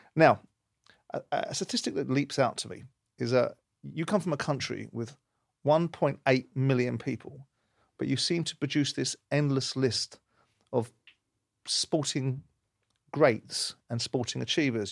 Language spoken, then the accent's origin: English; London, United Kingdom; born or raised there